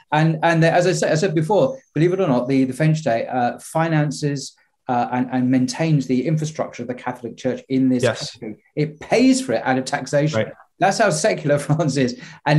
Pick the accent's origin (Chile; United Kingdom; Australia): United Kingdom; England; as an Englishman